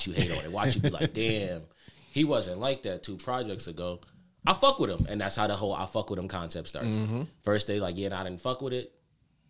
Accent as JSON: {"language": "English", "region": "Connecticut", "country": "United States", "said": "I'm from Connecticut"}